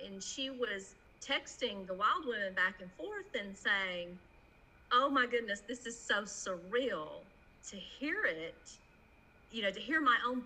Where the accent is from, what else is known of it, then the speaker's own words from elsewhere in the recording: Georgia, United States; I was born and raised not just in Georgia, but in the tiniest backwood, sawdust, hidden little nook of Georgia